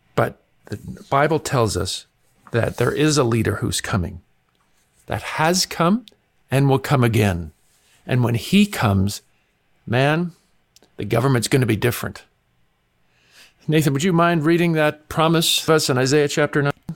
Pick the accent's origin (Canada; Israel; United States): Canada; growing up in Canada